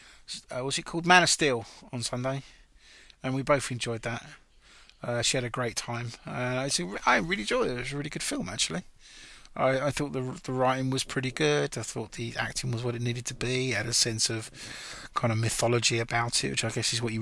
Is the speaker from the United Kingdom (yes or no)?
yes; England, United Kingdom; we are English